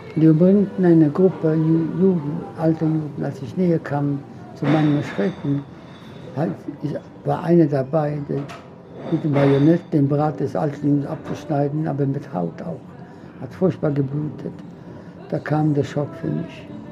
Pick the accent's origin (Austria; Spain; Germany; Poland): Poland; Łódź, Łódź Voivodeship; first language Polish; German is a second language; moved away; Im Zentrum der Stadt lodge meine Geburtsstadt